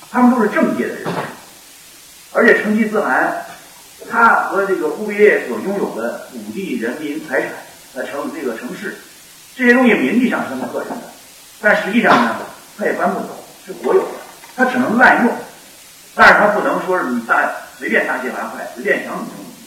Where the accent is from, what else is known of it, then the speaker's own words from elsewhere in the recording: Henan, China; now in Beijing, China; 我的老家在河南，呃，跟广东相隔一千多公里。我现在在北京工作